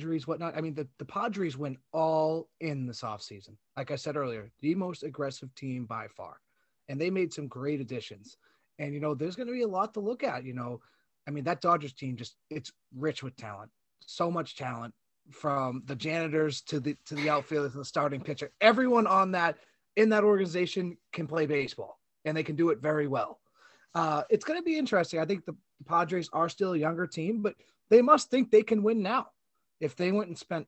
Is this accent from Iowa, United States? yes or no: no; Boston, Massachusetts, United States; My hometown Boston Red Sox